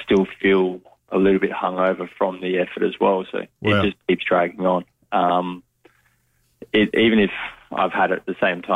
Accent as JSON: {"language": "English", "town": "Adelaide", "region": "South Australia", "country": "Australia", "tie": "born or raised there", "said": "I grew up young days. I was in Salisbury Heights, and we moved closer to the city in Vale Park"}